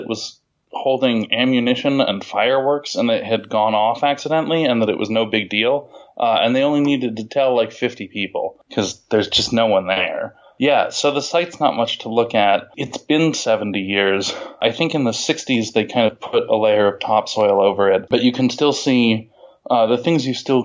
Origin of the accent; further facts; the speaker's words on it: California, United States; moved away as an adult; now in Pittsburgh, United States; My sister and I were raised in California